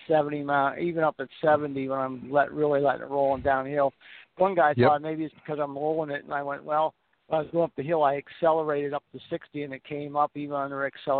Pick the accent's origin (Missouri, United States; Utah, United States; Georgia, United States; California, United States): Georgia, United States; I am from Georgia, but I'm up in Pennsylvania right now.